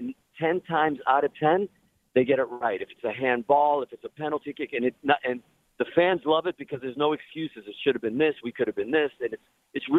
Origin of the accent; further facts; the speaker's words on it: Boston, Massachusetts, United States; also born or lived in Portugal; now in Los Angeles, United States; I'm from Boston originally, but I live out in L.A. now